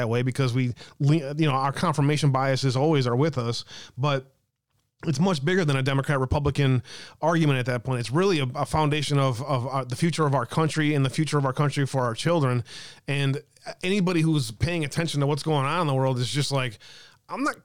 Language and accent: English; Wisconsin, United States; my home state of Wisconsin